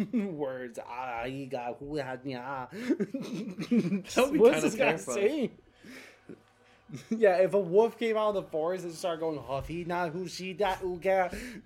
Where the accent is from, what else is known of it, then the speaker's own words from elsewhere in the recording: United States; As an American, it's all the same to me.